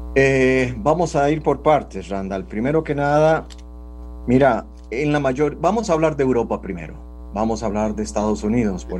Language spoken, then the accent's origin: Spanish; Costa Rica; así somos los costarricenses